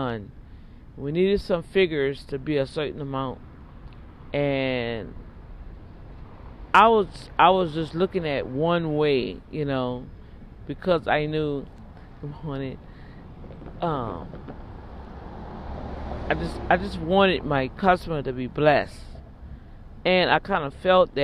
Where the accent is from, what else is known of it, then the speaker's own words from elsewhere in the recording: New Orleans, Louisiana, United States; I'm from New Orleans